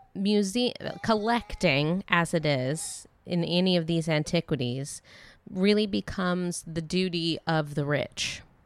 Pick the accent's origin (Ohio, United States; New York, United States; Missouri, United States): Ohio, United States; Dayton; growing up in Dayton, Ohio